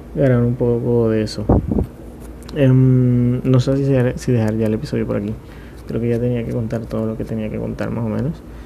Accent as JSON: {"language": "Spanish", "town": "Montería", "region": "Córdoba", "country": "Colombia", "said": "yo soy de Montería"}